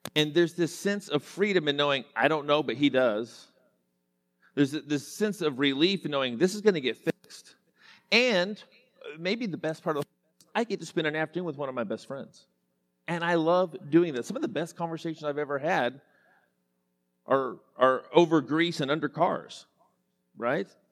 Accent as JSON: {"language": "English", "town": "Enid", "region": "Oklahoma", "country": "United States", "tie": "born or raised there", "said": "I grew up in Western Oklahoma. Enid, Oklahoma is my hometown."}